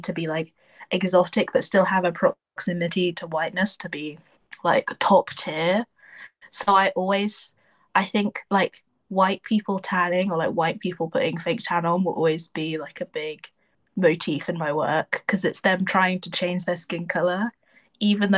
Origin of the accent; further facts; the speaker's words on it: Deeping, East of England, United Kingdom; also born or lived in Spalding / Peterborough; I grew up in Deep. I went to like primary school in Deeping, then I went to secondary school in Spalding, but I'm from Peterborough